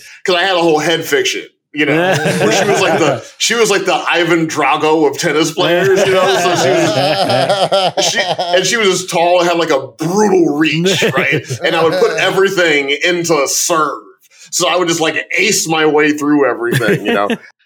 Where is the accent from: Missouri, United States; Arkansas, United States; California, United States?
Missouri, United States; St. Louis; also born or lived in Chicago, Illinois; I was born in Chicago, don't remember much of it. I grew up in St. Louis, Missouri